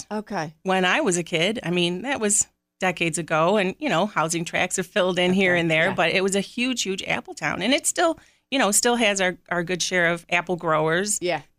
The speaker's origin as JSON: {"language": "English", "town": "Hilton", "region": "New York", "country": "United States", "tie": "born or raised there", "said": "I grew up in Hilton and moved away to school and came back"}